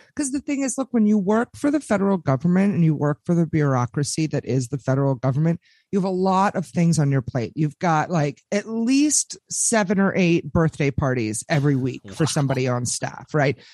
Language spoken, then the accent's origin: English; Washington, District of Columbia, United States; I am broadcasting to you people live from the swamp, belly of the beast, born and raised in Washington, D.C.